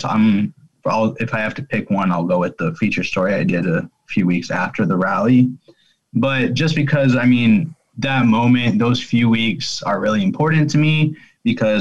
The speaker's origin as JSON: {"language": "English", "region": "Colorado", "country": "United States", "said": "I am from Colorado"}